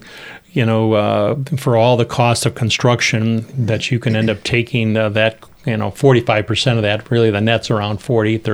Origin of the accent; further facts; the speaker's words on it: Rockford, Illinois, United States; when I was growing up in Churchill Park, I played in that Keith Creek